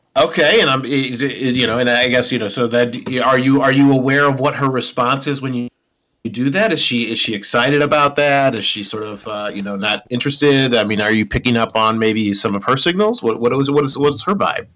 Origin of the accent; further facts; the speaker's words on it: Minnesota, United States; we're both from Minnesota